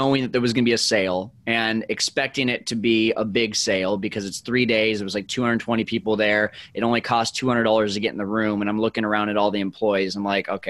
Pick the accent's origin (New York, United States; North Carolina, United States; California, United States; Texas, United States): California, United States; Fresno; moved away as an adult; also born or lived in Arizona; I needed to be back in my hometown of Fresno, California